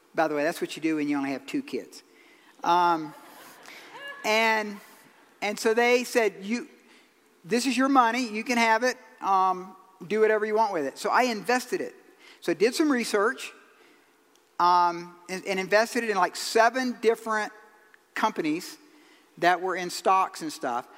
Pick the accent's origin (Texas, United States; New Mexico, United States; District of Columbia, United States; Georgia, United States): Georgia, United States; I'm from Georgia